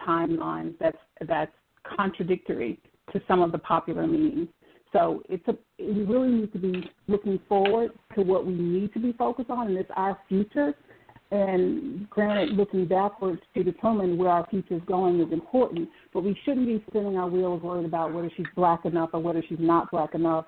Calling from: Atlanta, Georgia, United States; I'm calling from Atlanta

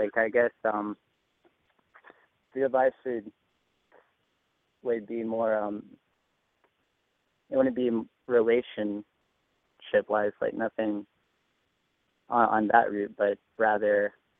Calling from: Rome, Georgia, United States; I'm 20, and I'm calling from Rome, Georgia.

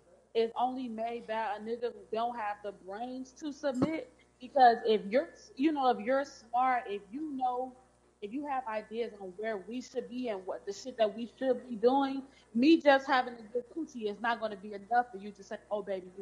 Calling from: Chicago, Illinois, United States; from Chicago.

